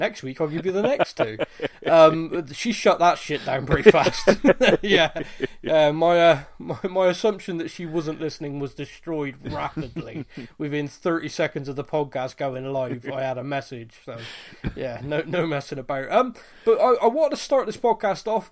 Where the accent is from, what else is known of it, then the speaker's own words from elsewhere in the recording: Bristol, South West England, United Kingdom; accent: carrot cruncher; Being a Bristol boy